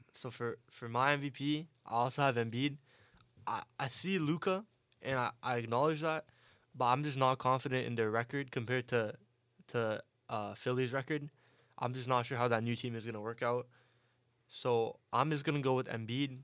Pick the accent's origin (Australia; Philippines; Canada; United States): Canada; Toronto, Ontario; I'm from Toronto